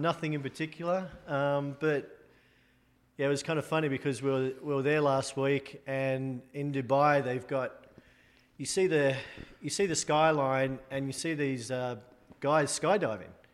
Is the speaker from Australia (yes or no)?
yes; Sydney, New South Wales, Australia; moved away as an adult; now in United States; I'm an Australian guy with two left feet. But, um, yeah, I was born in Australia, born in Sydney.